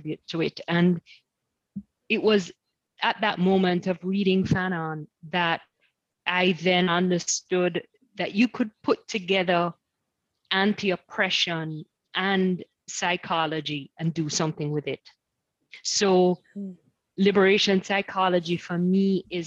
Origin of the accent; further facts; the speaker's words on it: Kingston, Jamaica; also born or lived in United States; now in Nottingham, United Kingdom; I'm from Kingston, Jamaica